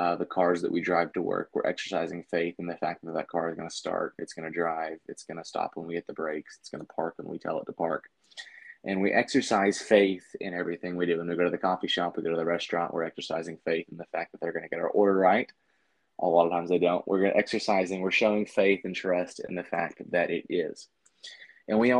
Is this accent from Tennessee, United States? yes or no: yes; Shelbyville, Tennessee, United States; moved away as an adult; now in Fort Pierce, United States; I was born and raised in Shelbyville, Tennessee